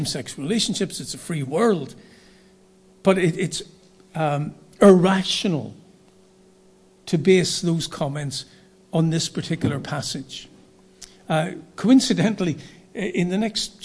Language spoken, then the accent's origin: English; Northern Ireland, United Kingdom; I was from Northern Ireland.